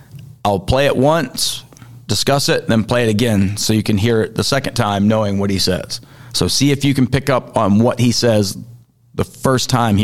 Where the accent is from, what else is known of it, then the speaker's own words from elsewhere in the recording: Hialeah, Florida, United States; I was born in Hialeah, Florida